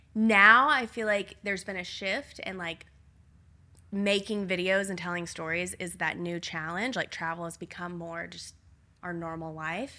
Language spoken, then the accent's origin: English; Nashville, Tennessee, United States; moved away as an adult; we grew up in Nashville.